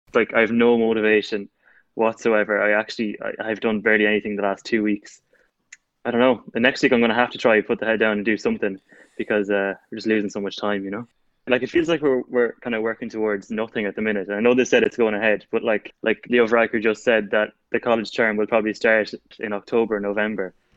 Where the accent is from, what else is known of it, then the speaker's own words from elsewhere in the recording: Longford, Leinster, Ireland; I'm from Longford.